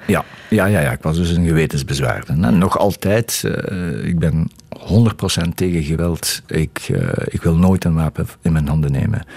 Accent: Diepenbeek, Flanders, Belgium; also born or lived in Hasselt; ik ben geboren in Hasselt, maar we woonden toen al in Diepenbeek. Dat is een, een dorp naast Hasselt.

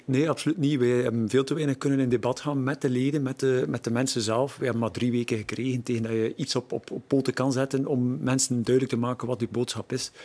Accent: Deerlijk, Flanders, Belgium; Ik ben van Deerlijk, eh, ik ben er ook eerste schepen

